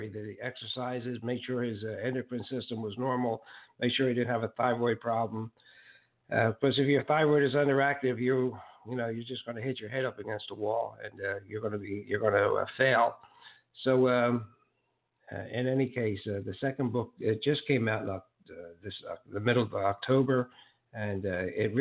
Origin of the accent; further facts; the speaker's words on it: Philadelphia, Pennsylvania, United States; also born or lived in Estero, Florida; now in Naples, United States; I was raised in South Philadelphia